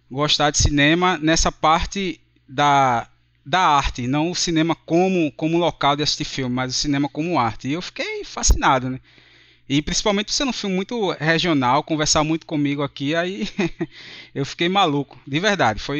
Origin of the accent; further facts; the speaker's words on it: Recife, Pernambuco, Brazil; Sou aqui de Recife, Pernambuco.